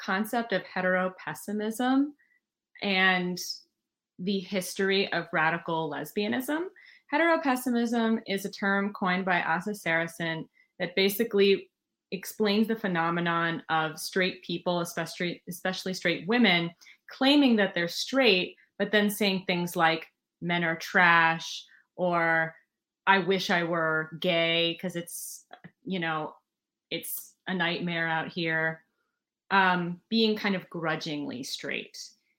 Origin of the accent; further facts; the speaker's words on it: New York City, New York, United States; I'm a New Yorker